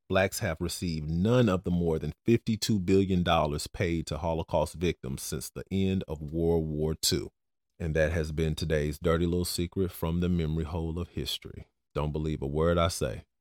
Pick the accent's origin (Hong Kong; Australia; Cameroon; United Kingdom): Cameroon; now in United States; I come from Cameroon.